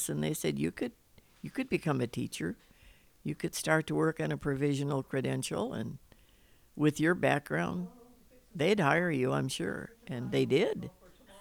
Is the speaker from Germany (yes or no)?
no; Chicago, Illinois, United States; moved away as an adult; also born or lived in Minnesota / Modesto, California / Spain; now in California, United States; I was born in Minnesota, but I grew up in the Chicago area